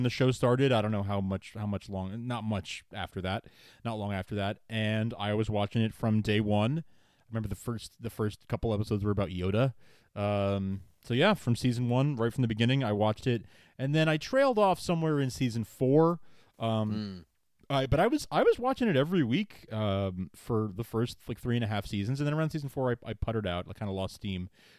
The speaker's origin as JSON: {"language": "English", "region": "New York", "country": "United States", "tie": "born or raised there", "said": "Growing up in New York, we didn't have any around, and if there is one around me now, I don't know where."}